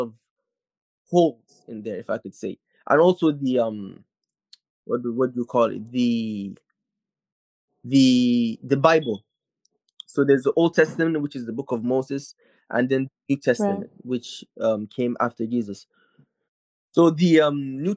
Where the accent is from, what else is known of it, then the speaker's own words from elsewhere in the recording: Nigeria; I'm from Nigeria